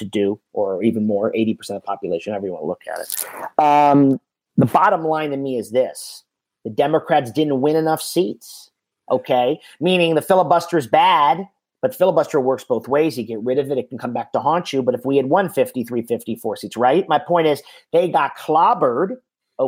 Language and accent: English; Miami, Florida, United States; I grew up in Miami